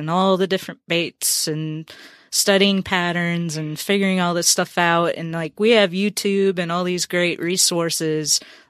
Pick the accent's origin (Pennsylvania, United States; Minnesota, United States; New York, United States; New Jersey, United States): Minnesota, United States; also born or lived in Percy Priest Lake, Tennessee; now in Tennessee, United States; I grew up fishing walleye in Minnesota, and bass fishing to me is fairly new.